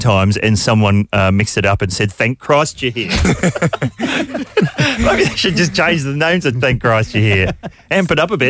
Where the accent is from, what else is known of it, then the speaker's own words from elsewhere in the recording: New Zealand; now in Australia; I'm a New Zealander, but I'm resident in Australia. Yeah, have been for over half my life.